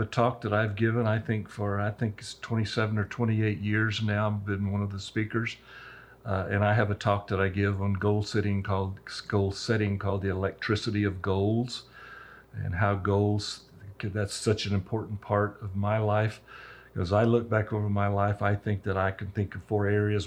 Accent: Roswell, New Mexico, United States; I'm a true Roswell native. My wife and I both were born and raised in Roswell

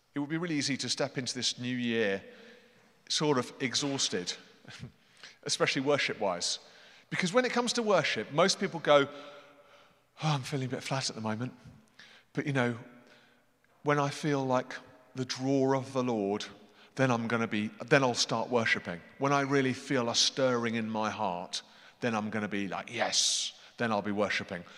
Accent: United Kingdom; I'm British

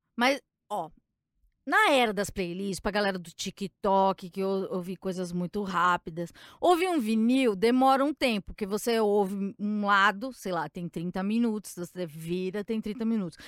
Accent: São Paulo, Brazil; Eu sou de São Paulo

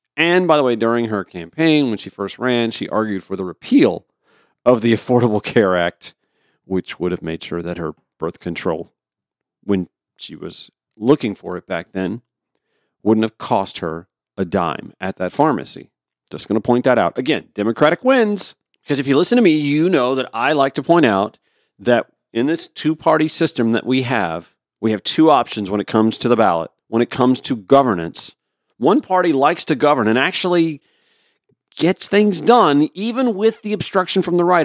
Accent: Harlem, Georgia, United States; When I was a little boy, putting together community newsletters back in my hometown. When I was editor of the high school newspaper back at Harlem High School

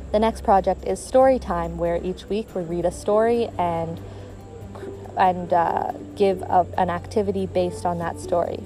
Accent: Canada; moved away as an adult; now in Ghana; I'm from Canada

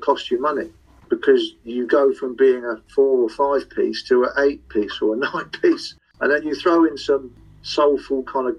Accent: Liverpool, North West England, United Kingdom; accent: Liverpool; so, obviously you can tell by my accent, I'm a Liverpool fan.

